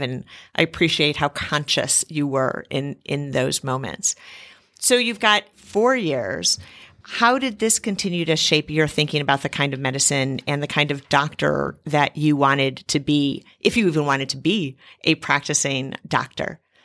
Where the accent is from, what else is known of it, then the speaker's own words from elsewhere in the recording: Cleveland, Ohio, United States; Cleveland 'cause it's my hometown.